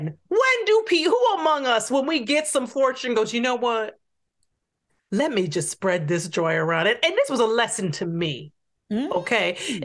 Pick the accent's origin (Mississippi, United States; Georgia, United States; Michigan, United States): Michigan, United States; Detroit; where are you from? I was like, you know, Rosedale Park.